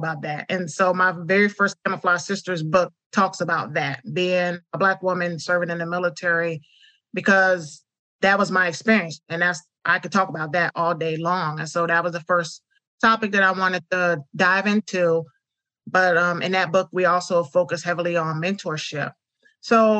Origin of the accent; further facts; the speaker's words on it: upstate New York, United States; moved away as an adult; Being from upstate New York